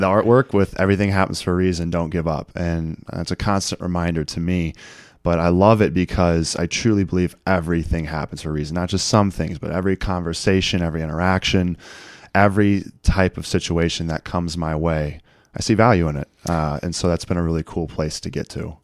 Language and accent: English; Eureka, Missouri, United States; born and raised in Eureka, Missouri, which is about forty-five minutes west of Saint Louis